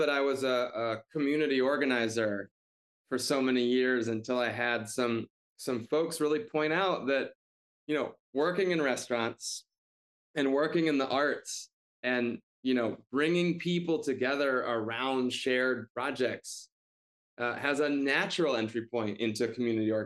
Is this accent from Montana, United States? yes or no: no; suburbs outside of Detroit, Michigan, United States; moved away as an adult; now in Chicago, United States; I am from the suburbs outside of Detroit.